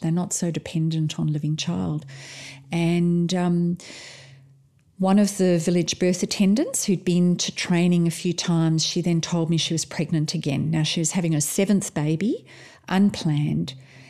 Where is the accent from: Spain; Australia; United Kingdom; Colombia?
Australia; we're midwives from Australia, and we've been out to the village of Bunam to do some training.